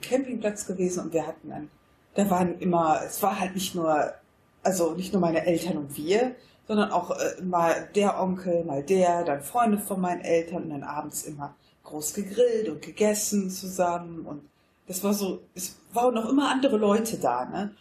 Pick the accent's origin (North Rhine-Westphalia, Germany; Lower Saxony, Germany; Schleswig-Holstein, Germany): North Rhine-Westphalia, Germany; Wuppertal; moved away as an adult; now in Monheim, Germany; was meine Heimat ist, dann würde ich sagen, das ist Wuppertal. Ja. Einfach weil ich, glaube ich, da auch meine Pubertät verbracht habe.